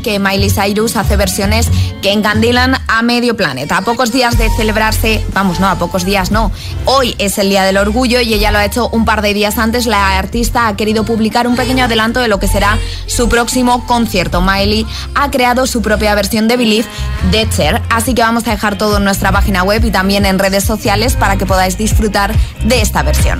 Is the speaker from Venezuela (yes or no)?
yes; Venezuela; also born or lived in Canary Islands; now in Tenerife, Spain; como yo nací en Venezuela, aunque soy de padres canarios